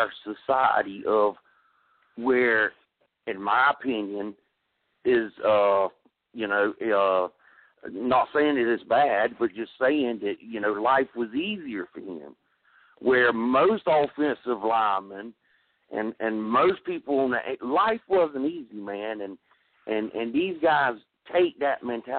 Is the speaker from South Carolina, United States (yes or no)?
yes; South Carolina, United States; I'm from South Carolina